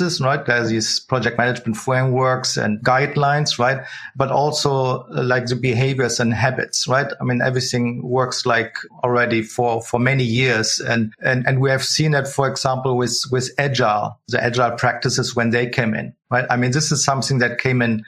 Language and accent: English; Berlin, Germany; also born or lived in Switzerland near Zurich; now in Zurich, Switzerland; I'm from Berlin originally